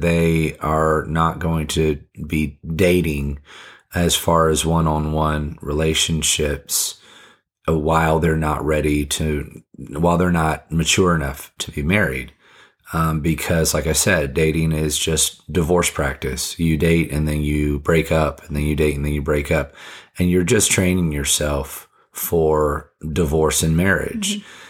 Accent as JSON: {"language": "English", "country": "Fiji", "moved": "yes", "lives_now": "United States", "said": "I wasn't interested in, I don't know what the Americans, and I came from Fiji, so mm-hmm. I wasn't very American at the time"}